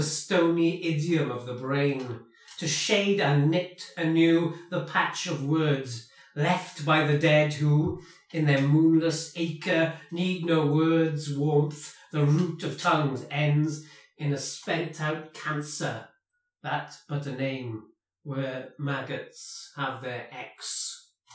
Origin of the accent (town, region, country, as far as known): Welsh, Wales, United Kingdom